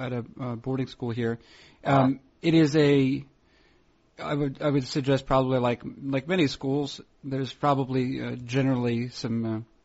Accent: New Hampshire, United States; When I growing up in New Hampshire

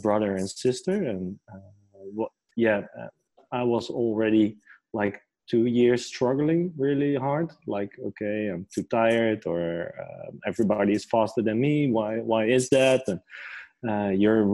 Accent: near Amsterdam, North Holland, Netherlands; I grew up near Amsterdam in a small village.

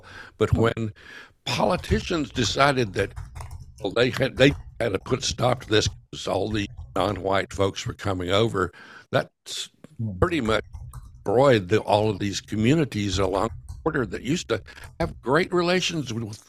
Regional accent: Texas, United States; I grew up in Texas

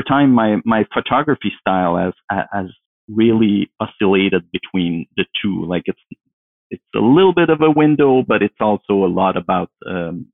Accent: Canada; now in Ottawa, Canada; I grew up in the French speaking part of Canada.

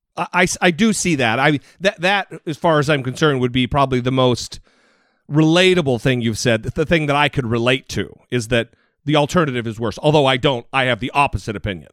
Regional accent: Idaho, United States; I'm from Idaho

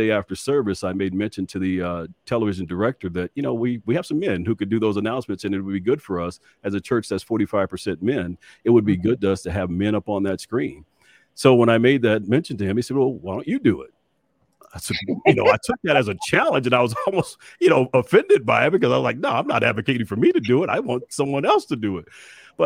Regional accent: Dallas, Texas, United States; as a young kid growing up in West Dallas

